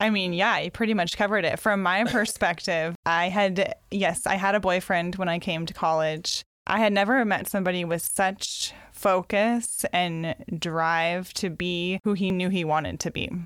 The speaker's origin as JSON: {"language": "English", "area": "Mount Hood area", "region": "Oregon", "country": "United States", "tie": "born or raised there", "also_born_or_lived": "Tacoma / Tanzania", "moved": "yes", "lives_now": "Carnation, United States", "said": "I grew up in the Mount Hood area in Oregon"}